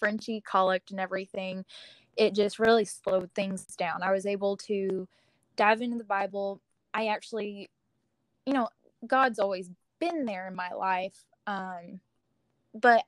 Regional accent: Texas, United States; moved away; I'm from Texas, but I kind of live wherever at this moment in time

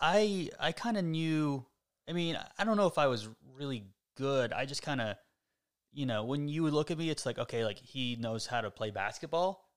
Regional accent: Florida, United States; moved away as an adult; also born or lived in Tallahassee, Florida; now in Austin, United States; I'm, I'm from Florida. I, uh, was raised here

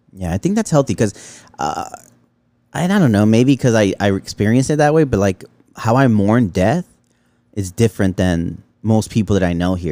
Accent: Los Angeles, California, United States; I grew up in Pacoima

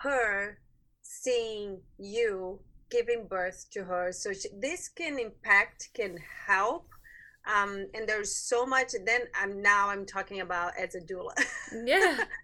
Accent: Brazil; moved away as an adult; now in United States; I'm from Brazil

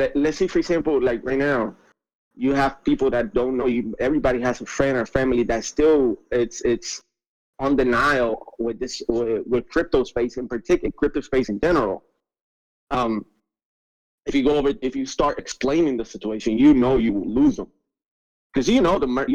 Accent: Puerto Rico; I'm from Puerto Rico, so 80% of the population here lives under the poverty line

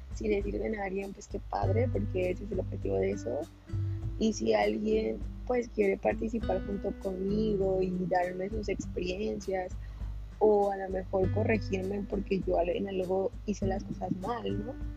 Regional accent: Morelos, Mexico; yo soy de Morelos, de un municipio que se llama Jotlán

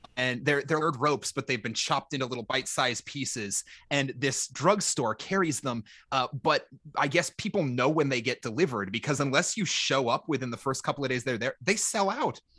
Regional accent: Minnesota, United States; I I grew up in Minnesota. We're famous for our nice people

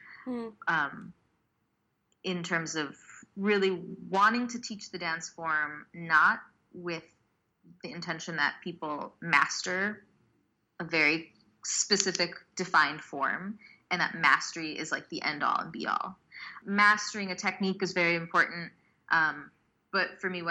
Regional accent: United States; Learning Bharatanatyam in the States as an Indian American

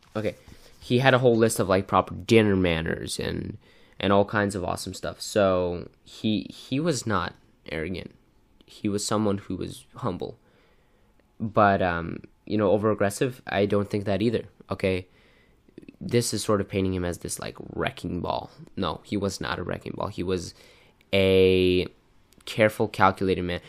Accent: United States

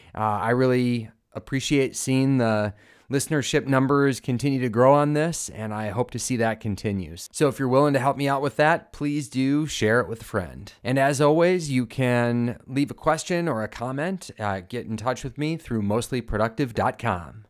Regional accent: Minnesota, United States; As a Minnesotan

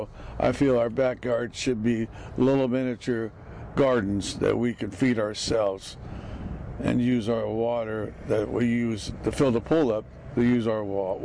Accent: Tulare County, California, United States; I'm from Tulare County. I'm a farmer from Tulare County down south

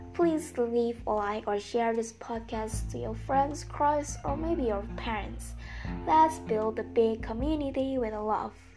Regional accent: Indonesia; English is a second language; I'm from Indonesian and I'm so sorry about my accent or pronunciation after all, since English is not my mother language.

